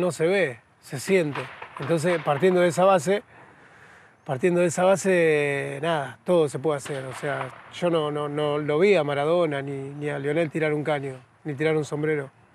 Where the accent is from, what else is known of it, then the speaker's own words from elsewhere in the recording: San Pedro, Buenos Aires Province, Argentina; moved away; vengo de San Pedro, provincia de Buenos Aires, de, bueno, de un barrio muy humilde, pobre